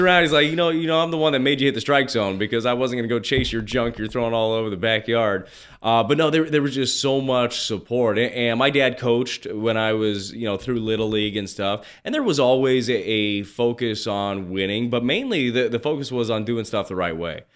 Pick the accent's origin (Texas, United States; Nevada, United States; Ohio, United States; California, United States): Nevada, United States; Las Vegas; I grew up in Las Vegas